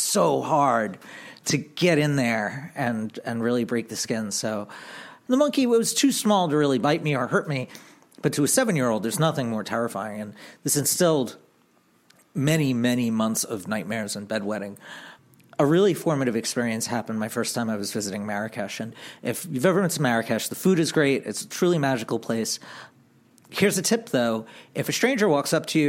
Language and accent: English; Long Island, New York, United States; I grew up on Long Island